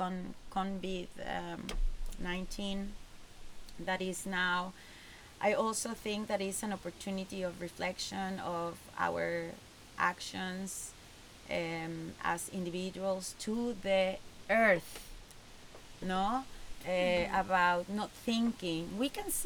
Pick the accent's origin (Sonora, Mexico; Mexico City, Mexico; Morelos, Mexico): Morelos, Mexico; Cuernavaca; moved away as an adult; also born or lived in Playa del Carmen, Mexico / Tulum, Mexico / Norway; I'm from Cuernavaca, and it's over 1 million people there.